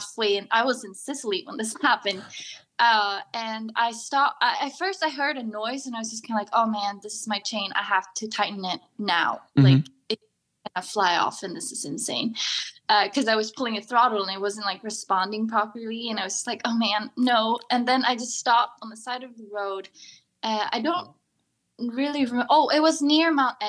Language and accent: English; Sweden; from Sweden